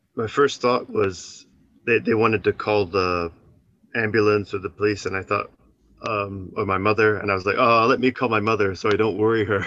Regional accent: Canada; moved away as an adult; now in Japan; my hometown in Canada

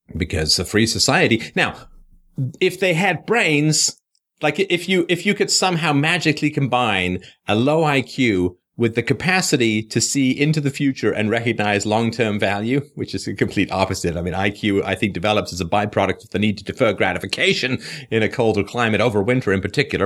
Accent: England, United Kingdom; moved away; also born or lived in Canada; it's thirty-eight years since I left England

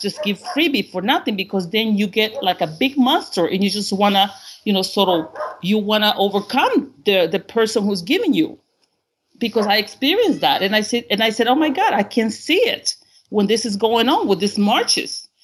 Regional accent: Honduras; English is a second language; now in United States; I'm actually in my home country, uh, Honduras

